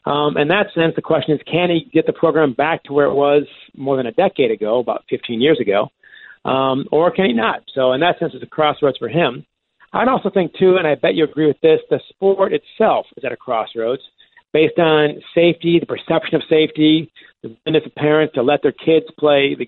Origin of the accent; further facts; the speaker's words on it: Ann Arbor, Michigan, United States; I grew up here in Ann Arbor